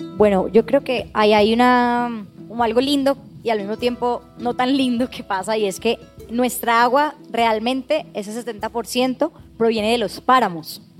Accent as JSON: {"language": "Spanish", "country": "Colombia", "said": "estábamos viviendo como colombianos"}